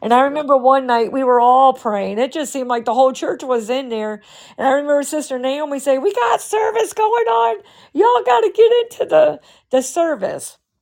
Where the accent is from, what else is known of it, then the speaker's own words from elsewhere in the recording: Massachusetts, United States; We were raised in Massachusetts